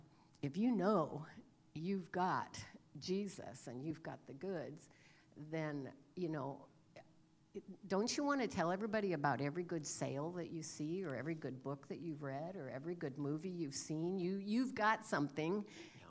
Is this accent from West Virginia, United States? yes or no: no; California, United States; moved away; I recently had the opportunity to visit my hometown in California that I grew up in. I hadn't been back there for over 50 years